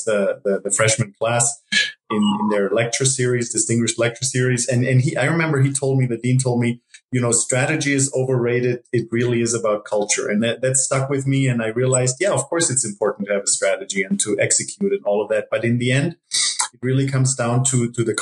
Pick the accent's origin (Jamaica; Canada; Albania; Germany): Germany; moved away as an adult; also born or lived in Ithaca, New York; now in Costa Rica; I grew up in Germany